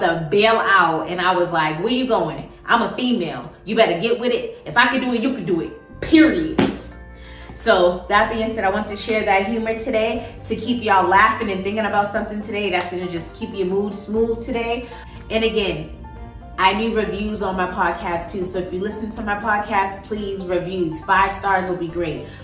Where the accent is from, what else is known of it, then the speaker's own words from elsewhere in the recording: Boston, Massachusetts, United States; now in Las Vegas, United States; I'm from the East Coast.